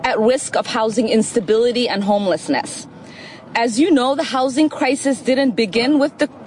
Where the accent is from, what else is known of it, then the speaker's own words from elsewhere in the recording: Minnesota, United States; In my home state of Minnesota, nearly 8,000 people faced homelessness on a given night in 2019.